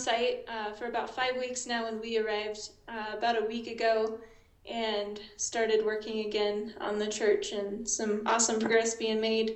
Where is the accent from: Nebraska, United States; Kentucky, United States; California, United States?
Nebraska, United States; North Platte; moved away as an adult; now in Ambato, Ecuador; I'm from North Platte, Nebraska, home of Cody go-karts